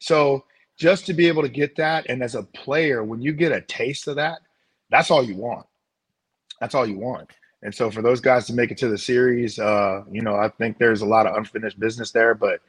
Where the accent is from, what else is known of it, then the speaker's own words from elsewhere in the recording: St. Louis, Missouri, United States; You know, having been grown up, born and raised in St. Louis, understanding what Cardinal fans are